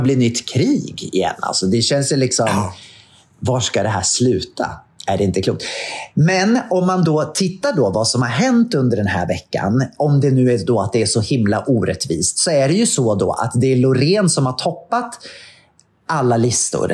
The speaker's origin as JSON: {"language": "Swedish", "town": "Katrineholm", "region": "Södermanland", "country": "Sweden", "tie": "born or raised there", "said": "min hemstad, Katrineholm"}